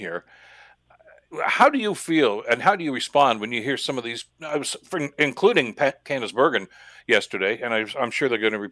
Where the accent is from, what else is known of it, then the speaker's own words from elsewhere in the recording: Canada; as a Canadian